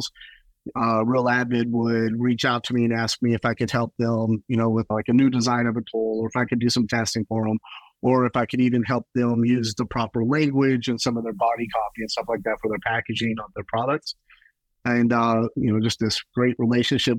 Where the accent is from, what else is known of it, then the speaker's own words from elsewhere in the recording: Texas, United States; I grew up in Texas.